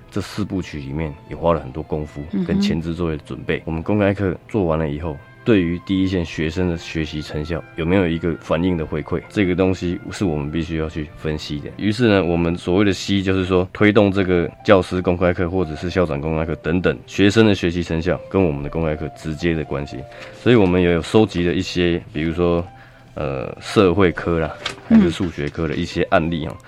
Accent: Kinmen, Fujian Province, Taiwan; moved away; 是我本身是金门人，

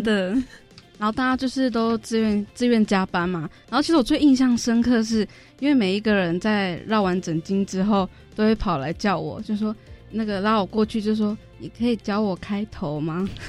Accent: Taiwan; 我的家乡就是大安溪

